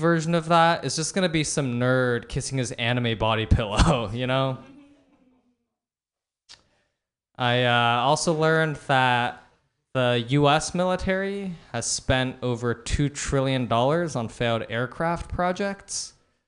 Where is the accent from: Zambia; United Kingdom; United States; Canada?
United States; Palo Alto, California; I'm from Palo Alto